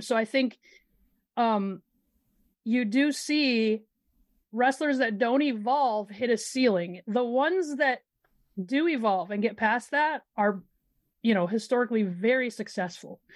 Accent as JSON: {"language": "English", "region": "Midwest", "country": "United States", "said": "I'm from the Midwest"}